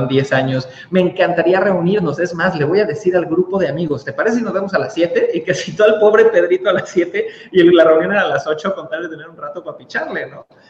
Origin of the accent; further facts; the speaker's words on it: Cancún, Quintana Roo, Mexico; yo soy nacido en Cancún, México